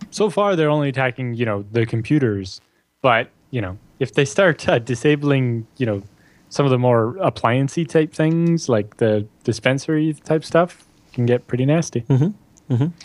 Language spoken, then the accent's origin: English; Norfolk General Hospital area, Ontario, Canada; born or raised there